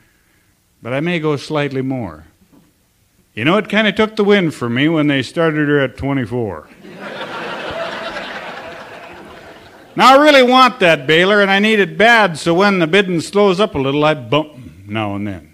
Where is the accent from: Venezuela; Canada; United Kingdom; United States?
United States; Sims, North Dakota; also born or lived in Almont, North Dakota; Well, I am from Sims, North Dakota.